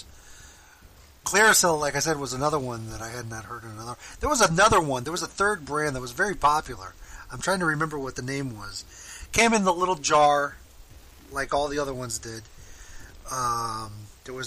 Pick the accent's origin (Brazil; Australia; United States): United States; Florida; I'm from Florida